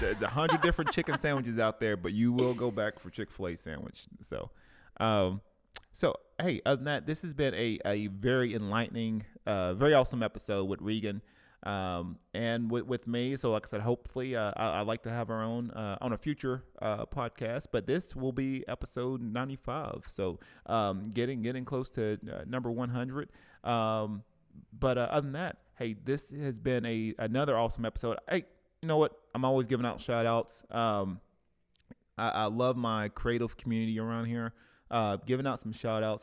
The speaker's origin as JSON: {"language": "English", "town": "Cleveland", "region": "Tennessee", "country": "United States", "tie": "born or raised there", "moved": "yes", "said": "back in my hometown, back in Cleveland, Tennessee"}